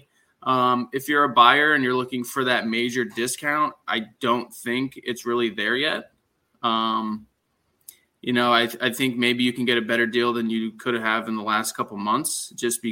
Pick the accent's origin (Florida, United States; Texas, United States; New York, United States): Florida, United States; Cooper City; I was born and raised here in South Florida for probably at least over a decade. I had the pleasure of living locally in Embassy Lakes.